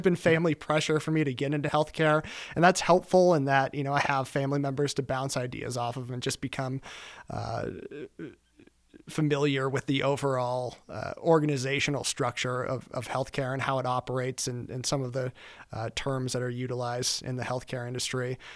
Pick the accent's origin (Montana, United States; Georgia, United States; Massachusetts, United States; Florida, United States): Montana, United States; Billings; moved away as an adult; now in Denver, United States; I am originally from Billings, Montana. I grew up in Billings, Montana.